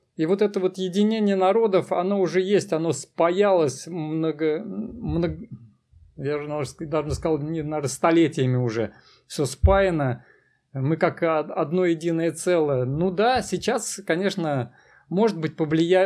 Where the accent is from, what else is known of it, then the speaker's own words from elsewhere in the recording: Kazan, Tatarstan, Russia; я родился в Казани, и Казань мой родной город, и это Татарстан